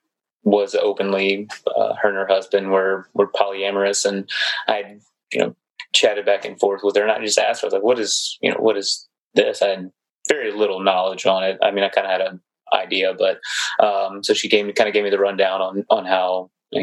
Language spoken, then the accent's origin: English; the South, United States; from the South